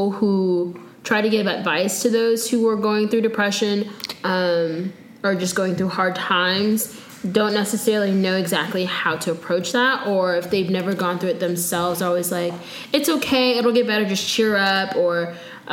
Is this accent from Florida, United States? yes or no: yes; Florida, United States; I'm from Florida